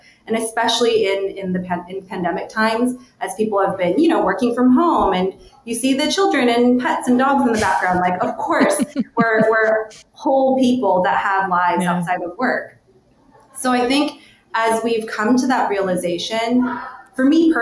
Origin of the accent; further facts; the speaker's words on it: United States; I'm Korean American. I come from a very kind of conservative immigrant sort of background.